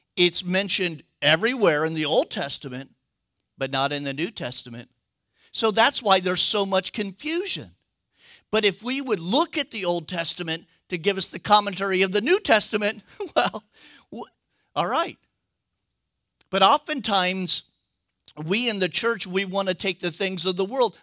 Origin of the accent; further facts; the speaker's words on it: United States; I'm an American